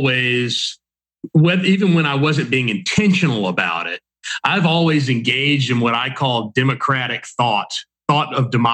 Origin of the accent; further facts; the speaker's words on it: Mississippi, United States; I'm from Mississippi. You know, my joke is everyone in the whole state is my cousin